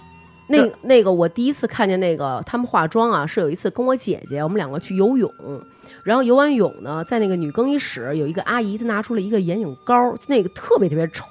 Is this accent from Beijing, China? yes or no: yes; Beijing, China; 我们我们北京人特别注重这儿化音